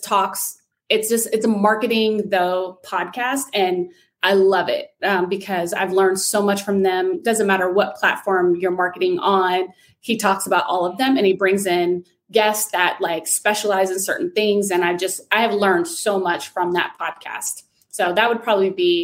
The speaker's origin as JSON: {"language": "English", "region": "Southern California", "country": "United States", "moved": "yes", "lives_now": "Florida, United States", "said": "I'm from Southern California"}